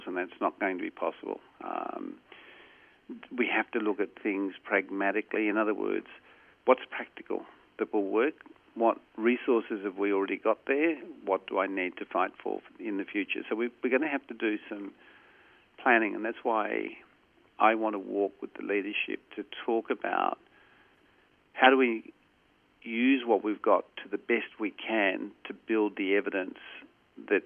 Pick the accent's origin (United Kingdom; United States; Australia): Australia; Corrigin, Western Australia; I was a country kid. I grew up in a place called Corrigan